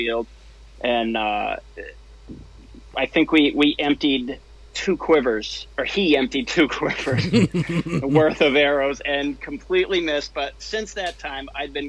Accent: New Hampshire, United States; grew up right here in New Hampshire, born and bred

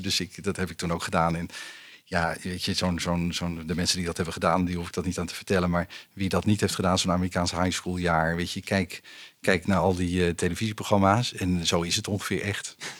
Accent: Utrecht, Netherlands; opgegroeid in Utrecht in de stad.

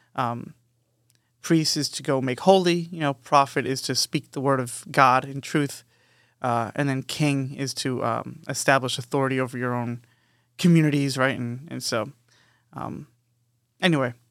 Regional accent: Long Island, New York, United States; moved away; we grew up in New York, but we grew up on Long Island. We were born in the city, me and Matt

